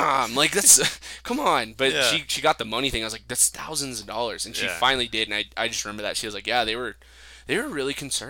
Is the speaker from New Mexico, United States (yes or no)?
yes; Farmington, New Mexico, United States; I'm from Farmington, New Mexico, real close to Colorado, you know.